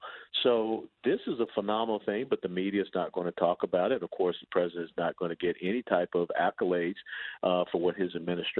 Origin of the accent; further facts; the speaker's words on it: Georgia, United States; moved away; to go back to Georgia December 15th, 16th to talk to my my birth state